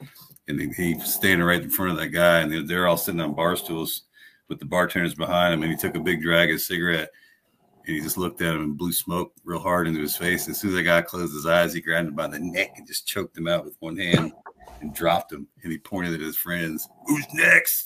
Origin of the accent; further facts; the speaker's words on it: Woodbridge, Virginia, United States; I grew up in Woodbridge, Virginia